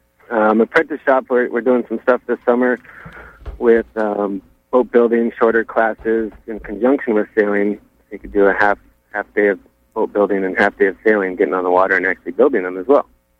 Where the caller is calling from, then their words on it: Rockland, Maine, United States; I'm calling from Atlantic Challenge in Rockland.